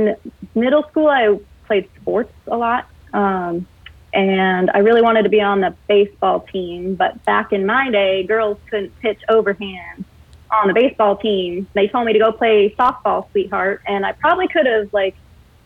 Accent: Colorado Springs, Colorado, United States; also born or lived in Texas / Athens, Georgia; now in Pacific Northwest, United States; I grew up in Colorado Springs

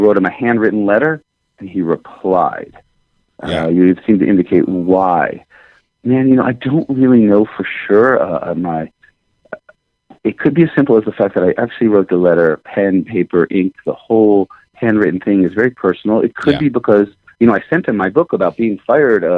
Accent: Stamford, Connecticut, United States; moved away as an adult; now in Bozeman, United States; I grew up actually in Connecticut, in Stamford, Connecticut

